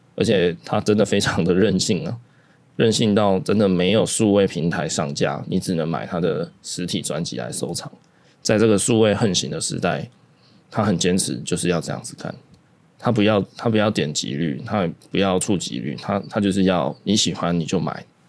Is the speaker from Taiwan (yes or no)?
yes; Taiwan; 包容这件事情对台湾人来说，也是我们台湾人的特色了。